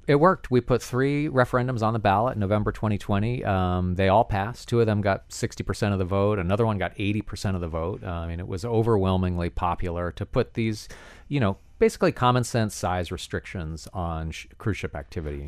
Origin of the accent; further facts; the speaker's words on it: Key West, Florida, United States; I was born and raised in Key West